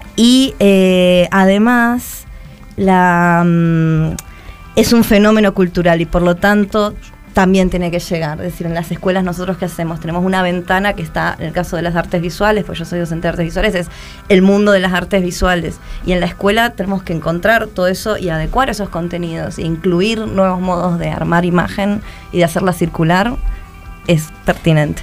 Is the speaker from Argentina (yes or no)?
yes; Buenos Aires, Argentina; cómo es vivir en un barrio de monoblocks de Lugano o crecer en un barrio de monoblocks de Lugano